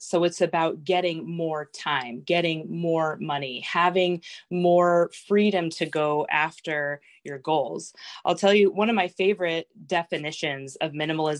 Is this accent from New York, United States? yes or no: no; San Diego, California, United States; moved away as an adult; also born or lived in France; now in Washington, United States; I was born in France, grew up in San Diego. We've been in Washington since 2008.